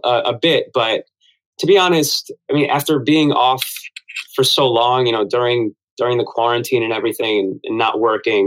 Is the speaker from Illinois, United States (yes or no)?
no; Ridgewood, New Jersey, United States; I grew up in New Jersey, so we weren't that far from the city